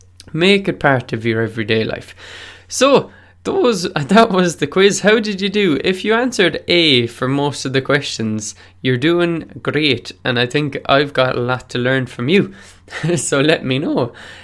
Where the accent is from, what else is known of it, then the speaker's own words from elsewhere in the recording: California, United States; Oh, I'm Californian.